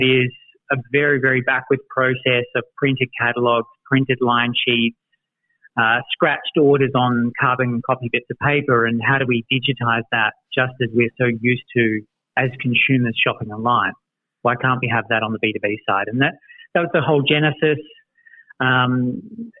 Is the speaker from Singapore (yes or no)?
no; Australia; now in United States; resident Aussie in the NuORDER office